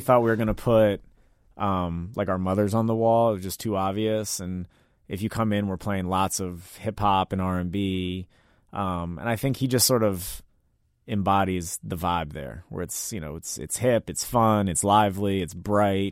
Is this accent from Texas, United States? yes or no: no; Washington, District of Columbia, United States; I'm from D C, born and raised in Mount Pleasant